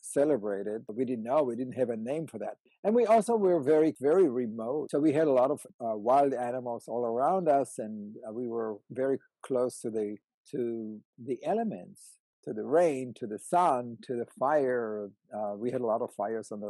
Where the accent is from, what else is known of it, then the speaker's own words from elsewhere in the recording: Israel; moved away; I was born in Israel. In a kibbutz